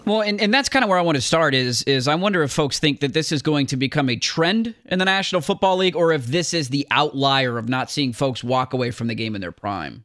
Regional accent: Portland, Oregon, United States; I grew up in Portland

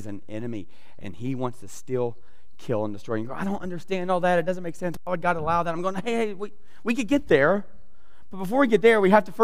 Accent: South Georgia, United States; I grew up in South Georgia

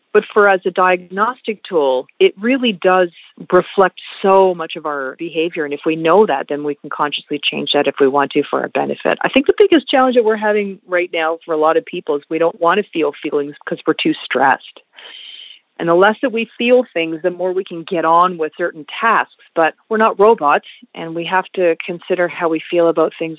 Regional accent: Montreal, Quebec, Canada; I grew up in Montreal, which was a little bit different than growing up in Ontario

